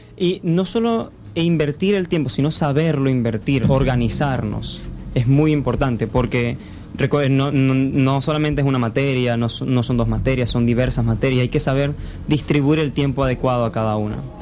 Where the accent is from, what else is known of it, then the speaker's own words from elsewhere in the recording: Cabimas, Zulia, Venezuela; yo originalmente soy de Cabimas